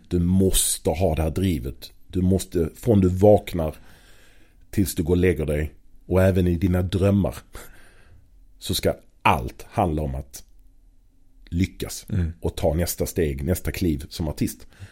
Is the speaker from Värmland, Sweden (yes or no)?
no; Malmö, Skåne, Sweden; i Malmö på den tiden, där jag är född och uppvuxen